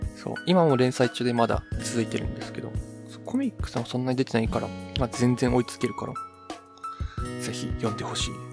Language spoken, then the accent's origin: Japanese; Hiroshima, Japan; moved away as an adult; now in Kanto, Japan; 広島出身です。